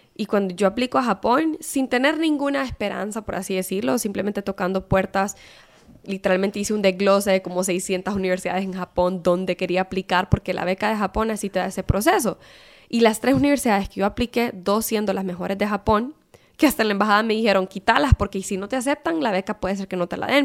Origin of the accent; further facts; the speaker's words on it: Honduras; moved away as an adult; yo soy hondureña